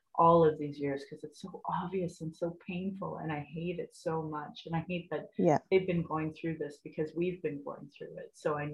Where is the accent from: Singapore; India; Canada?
Canada; Calgary, Alberta; moved away as an adult; now in Lethbridge, Canada; I'm from Abbeydale in Calgary